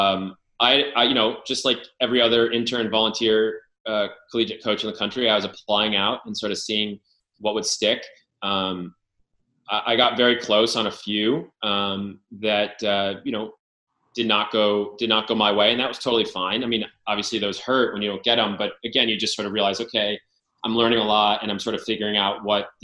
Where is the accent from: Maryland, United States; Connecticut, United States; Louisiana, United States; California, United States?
Connecticut, United States; Darien; where I grew up in Darien